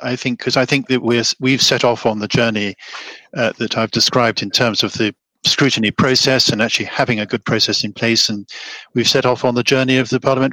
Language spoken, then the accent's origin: English; Scot, Scotland, United Kingdom; I'm speaking to you from Perthshire. I am a Scot